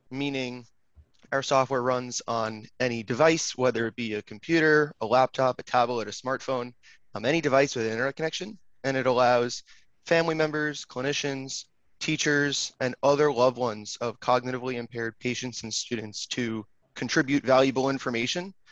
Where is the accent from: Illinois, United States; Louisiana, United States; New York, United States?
New York, United States; Long Island; also born or lived in Manhattan, New York; I am originally from Long Island, New York. I now live back in Manhattan